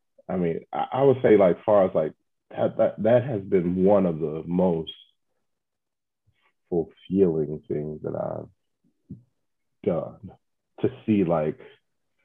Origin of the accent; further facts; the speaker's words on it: Chicago, Illinois, United States; I've lived in Chicago my whole life